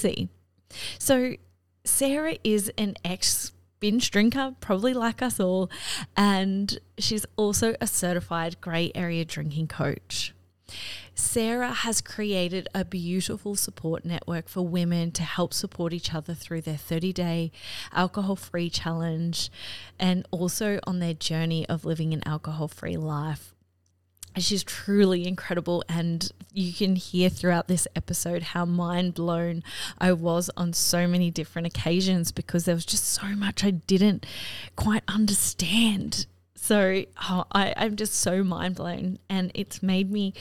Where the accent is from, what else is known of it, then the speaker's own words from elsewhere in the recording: Australia; growing up in Australia, it's a really big drinking culture here